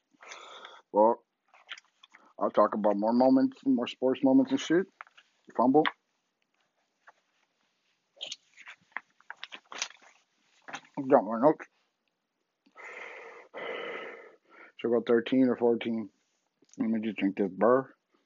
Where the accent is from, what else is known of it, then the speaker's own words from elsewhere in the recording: San Diego, California, United States; born and raised in San Diego